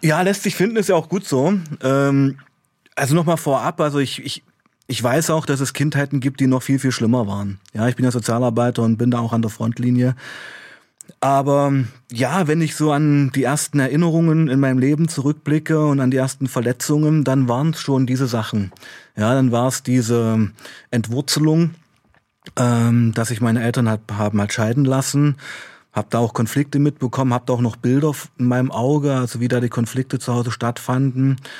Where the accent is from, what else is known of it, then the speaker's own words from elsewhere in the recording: Weißenfels, Saxony-Anhalt, Germany; now in Leipzig, Germany; ich kam ja aus Weißenfels, ich bin in Weißenfels aufgewachsen